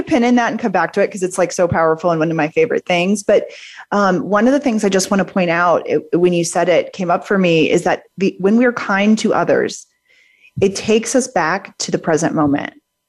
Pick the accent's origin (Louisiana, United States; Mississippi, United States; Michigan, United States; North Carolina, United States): Louisiana, United States; New Orleans; I'm from New Orleans.